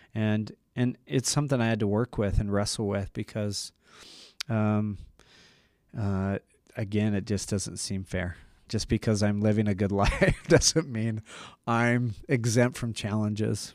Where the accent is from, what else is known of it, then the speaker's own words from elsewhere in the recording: Utah, United States; I'm from Utah, local